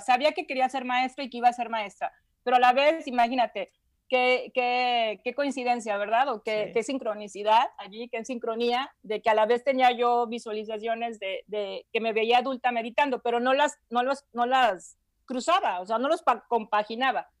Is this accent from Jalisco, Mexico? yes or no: yes; Guadalajara, Jalisco, Mexico; Soy de Guadalajara.